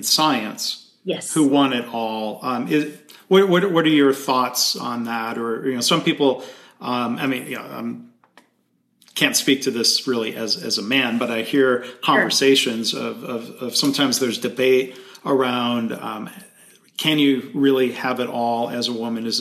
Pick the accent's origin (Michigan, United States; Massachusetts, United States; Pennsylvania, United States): Michigan, United States; my home state of Michigan